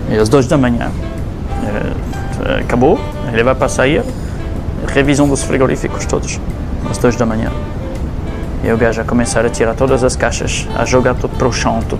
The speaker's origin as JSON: {"language": "Portuguese", "country": "Portugal", "said": "Cada vez que eu saí desse país, cada vez que eu saí do Portugal, eu me disse, não, eu tenho que voltar para lá"}